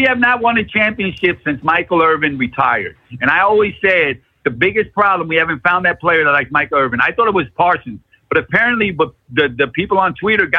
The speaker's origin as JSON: {"language": "English", "country": "Puerto Rico", "tie": "born or raised there", "moved": "yes", "said": "I grew up in Puerto Rico"}